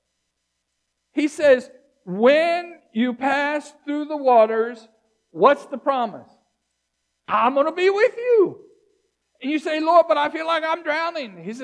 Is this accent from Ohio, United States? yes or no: no; Virginia Beach, Virginia, United States; I grew up in Virginia Beach